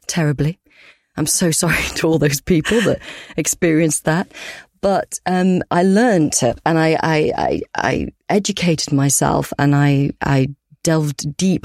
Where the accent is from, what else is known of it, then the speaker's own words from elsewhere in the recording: Yorkshire and the Humber, United Kingdom; we're both from Yorkshire, we're both Yorkshire girls